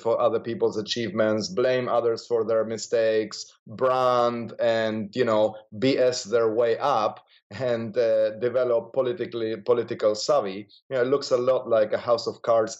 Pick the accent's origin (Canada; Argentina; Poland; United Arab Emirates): Argentina; moved away; I grew up in Argentina